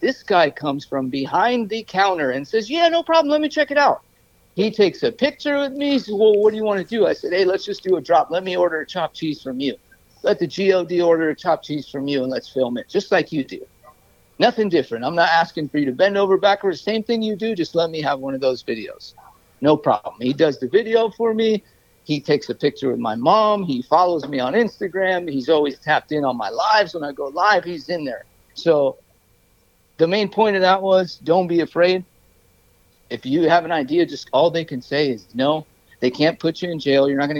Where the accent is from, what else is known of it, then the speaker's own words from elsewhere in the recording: New York, United States; Of course, I'm from New York. I have some family there.